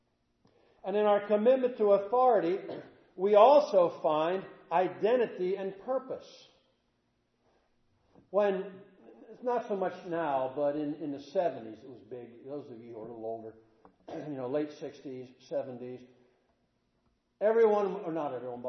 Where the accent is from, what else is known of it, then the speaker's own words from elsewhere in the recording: Statesboro, Georgia, United States; I'm from Statesboro